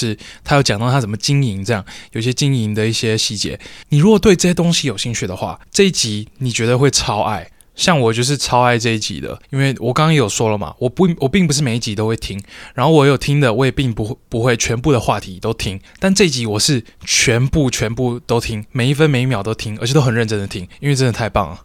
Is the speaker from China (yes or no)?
no; Taiwan; 在听说读写里面，算是我们台湾人比较差的嘛。